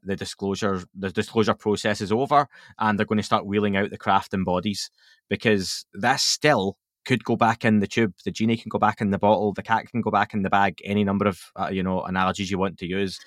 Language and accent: English; Scotland, United Kingdom; I'm Scottish